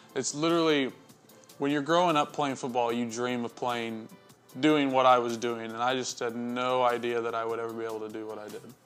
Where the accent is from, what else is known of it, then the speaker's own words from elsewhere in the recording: Iola, Texas, United States; I'm from Iola, Texas.